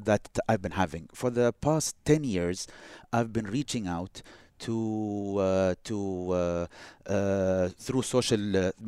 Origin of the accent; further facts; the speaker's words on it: Boston, Massachusetts, United States; whenever I went to New York to visit, and I tell them I'm from Boston, I experienced it firsthand.